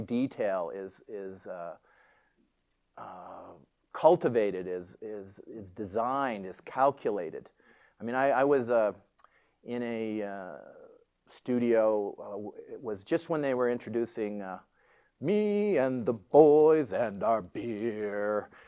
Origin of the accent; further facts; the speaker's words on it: Toronto, Ontario, Canada; I grew up in Toronto.